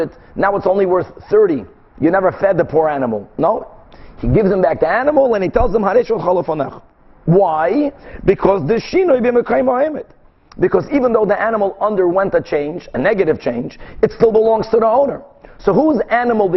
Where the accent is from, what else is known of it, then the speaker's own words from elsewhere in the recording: Brazil; moved away; In the late 70s, when I was growing up in Brazil, my father, who was selling them curtains, used to travel a lot to other countries